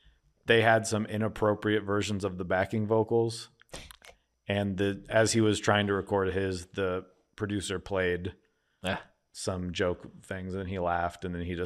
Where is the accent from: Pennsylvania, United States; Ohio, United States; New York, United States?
Pennsylvania, United States; Philadelphia; I'm not saying that. I'm from Philly.